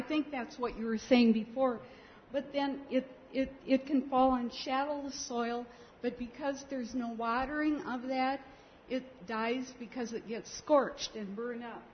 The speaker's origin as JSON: {"language": "English", "region": "Iowa", "country": "United States", "said": "I'm from Iowa"}